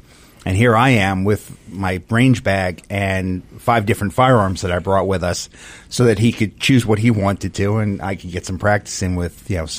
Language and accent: English; Long Island, New York, United States; moved away as an adult; now in Georgia, United States; I grew up in New York, actually on Long Island, South Shore.